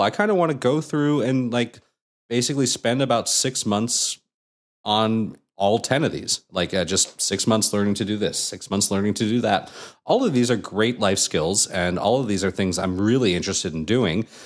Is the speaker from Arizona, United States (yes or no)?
no; Anaheim, California, United States; growing up in Anaheim and hanging out at Disneyland all the time